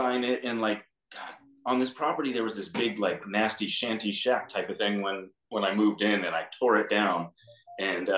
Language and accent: English; Los Angeles, California, United States; I'm actually born and raised in LA. I mean, LA County in the Valley, but still, I'm one of the only people that was here since birth.